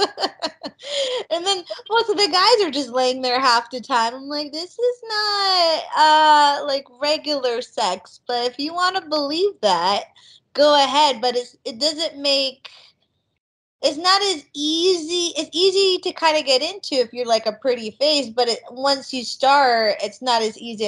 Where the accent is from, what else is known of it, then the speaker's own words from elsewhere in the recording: Las Vegas, Nevada, United States; We used to work at this huge water park when I grew up in Vegas